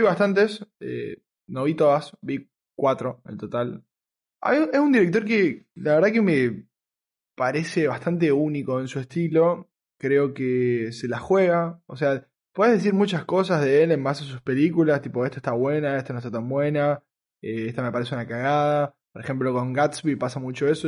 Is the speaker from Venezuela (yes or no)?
no; Argentina; el, argentino que, soy, y, era